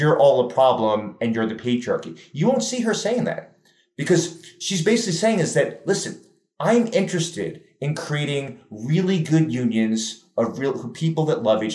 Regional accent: New York City, New York, United States; I'm from New York City

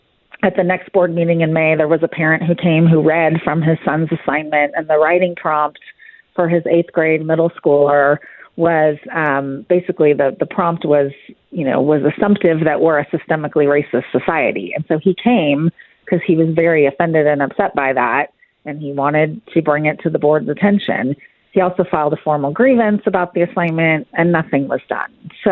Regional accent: California, United States; now in Frisco, United States; And my husband and I moved here 9 years ago. I was born and raised in California, lived there my entire life, and we moved here due to my job promotion.

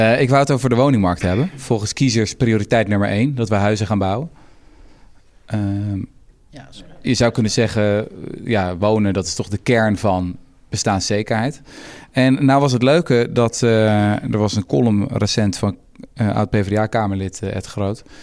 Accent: Houten, Utrecht, Netherlands; Ik kom zelf uit Houten

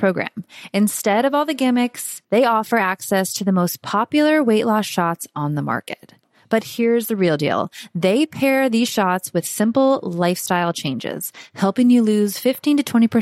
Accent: Florida, United States; accent: Southern; Was born and raised in Florida

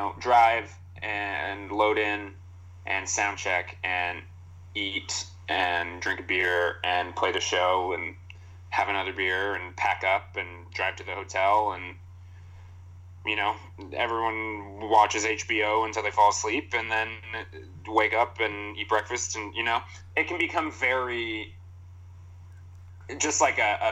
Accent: Toronto, Ontario, Canada; I'm from Toronto.

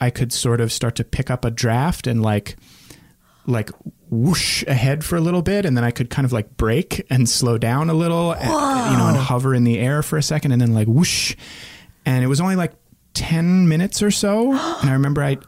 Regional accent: Northern Virginia, United States; the neighborhood where I grew up in Northern Virginia

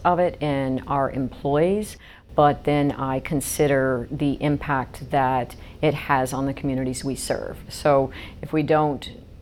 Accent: the South, United States; moved away as an adult; also born or lived in Birmingham, Alabama / Albany, New York; now in New York, United States; I'm from the South

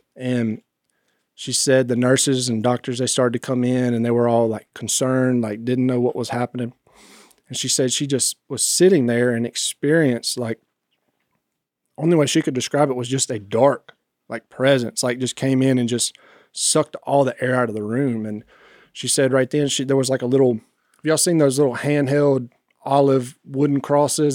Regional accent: Rayville, Louisiana, United States; I was raised right here in Northeast Louisiana.

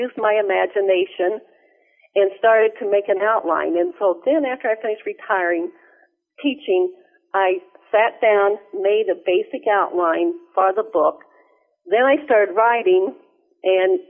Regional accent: Missouri, United States; I grew up in Missouri.

